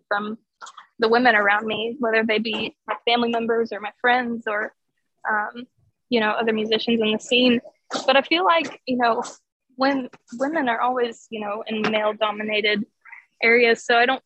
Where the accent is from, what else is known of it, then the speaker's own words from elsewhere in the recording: Tulsa, Oklahoma, United States; I'm from Tulsa, Oklahoma